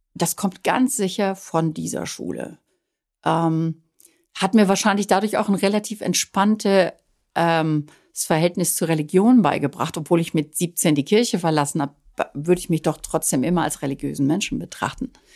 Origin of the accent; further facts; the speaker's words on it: Dorsten, North Rhine-Westphalia, Germany; now in Italy; der Heimatstadt, aus der ich ja immer weg wollte